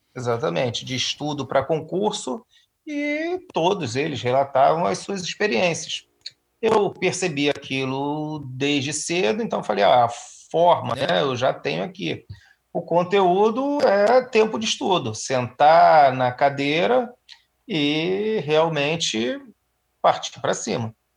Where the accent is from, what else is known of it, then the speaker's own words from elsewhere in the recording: Rio de Janeiro, Brazil; eu fui criado em Auma, né, um, bairro